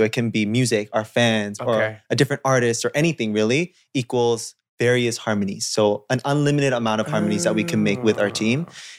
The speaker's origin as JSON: {"language": "English", "town": "Toronto", "region": "Ontario", "country": "Canada", "tie": "born or raised there", "said": "I really like New York because it reminds me of Toronto, like my hometown."}